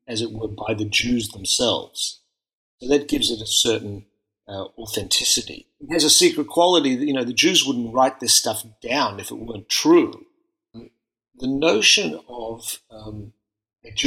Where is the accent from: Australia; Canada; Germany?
Australia; Melbourne, Victoria; moved away as an adult; I grew up in Melbourne, in a largely refugee and Holocaust survivor community